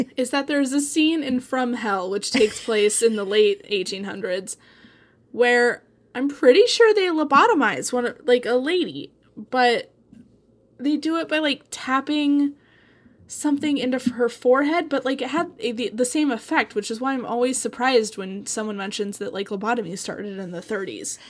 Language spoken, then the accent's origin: English; Eugene, Oregon, United States; Ken Kesey is, like, my hometown hero